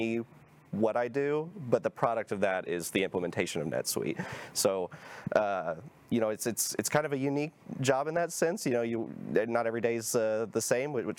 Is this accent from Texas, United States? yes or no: yes; Plano, Texas, United States; also born or lived in Prosper, Texas; I lived at 15th Street in Alma in Plano.